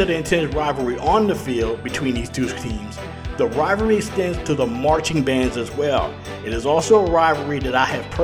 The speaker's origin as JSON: {"language": "English", "region": "Louisiana", "country": "United States", "tie": "born or raised there", "said": "as a kid growing up in Louisiana"}